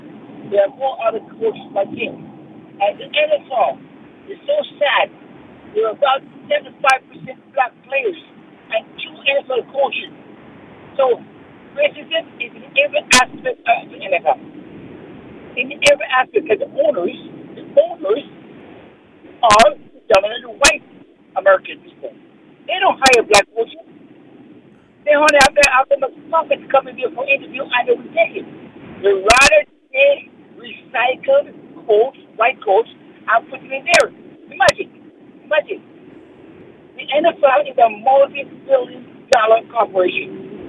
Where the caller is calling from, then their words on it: Toronto, Ontario, Canada; I'm calling from Toronto.